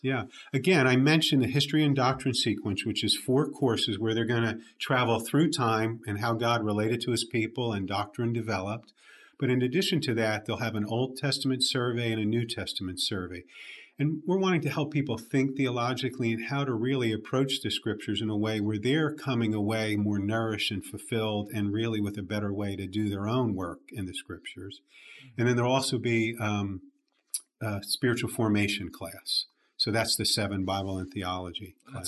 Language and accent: English; Jersey Shore, New Jersey, United States; now in Birmingham, United States; grew up in the at the Jersey Shore, not the one people hear about on MTV